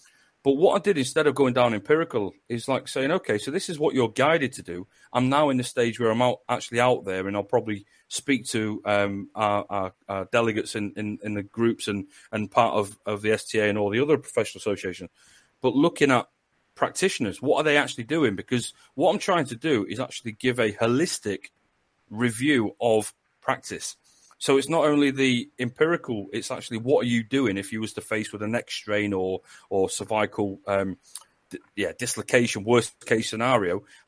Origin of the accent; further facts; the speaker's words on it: Northern England, United Kingdom; accent: northern; now in West Midlands, United Kingdom; I used to work at Coventry University, and she just said about my northern accent.